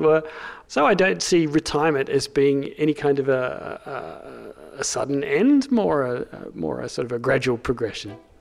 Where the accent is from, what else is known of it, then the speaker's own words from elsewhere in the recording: Australia; accent: Australian; moved away as an adult; now in United Kingdom; I'm an Australian, as you can probably hear from my voice. settled here about 15 years ago